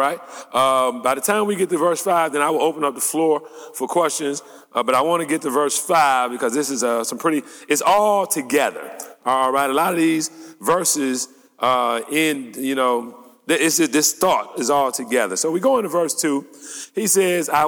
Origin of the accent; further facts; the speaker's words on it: United States; also born or lived in Detroit; As American Christians